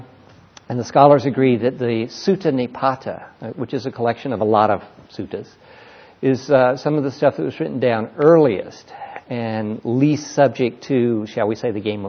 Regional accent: California, United States; also born or lived in Mississippi; I'm a Californian. Right? I'm an ex-Mississippian.

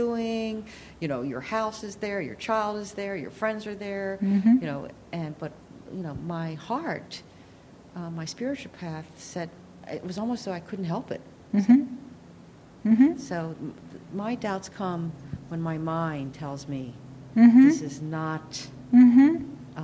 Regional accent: San Diego, California, United States; moved away as an adult; now in Redwood City, United States; I'm from San Diego

